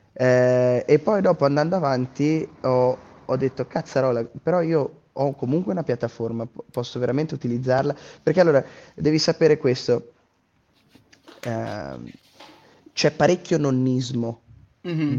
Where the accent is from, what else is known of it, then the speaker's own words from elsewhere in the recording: Trento, Trentino-Alto Adige, Italy; essendo trentino di Trento